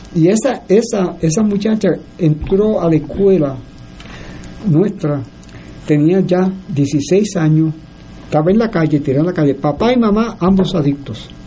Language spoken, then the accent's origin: Spanish; Puerto Rico; Nosotros somos puertorriqueños